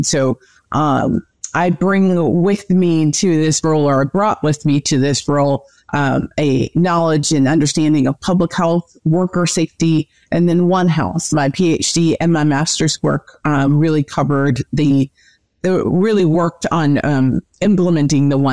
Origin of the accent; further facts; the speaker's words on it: New Jersey, United States; also born or lived in Minnesota; I am originally from New Jersey, born and raised, and I now reside in South Jersey